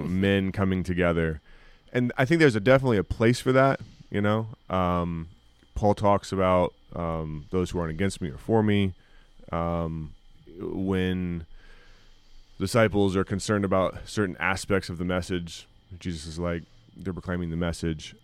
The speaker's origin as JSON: {"language": "English", "country": "United States", "said": "as American evangelicals and as American Christians"}